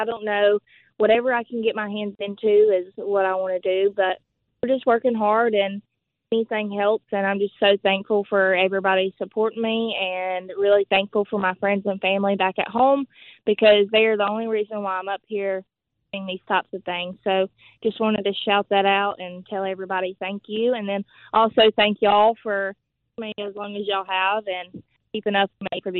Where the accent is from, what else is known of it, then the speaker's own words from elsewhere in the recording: Hueytown, Alabama, United States; accent: Southern; I'm just a small town girl from Hueytown, Alabama, which is home of the Alabama Gang with racing and stuff like that in it.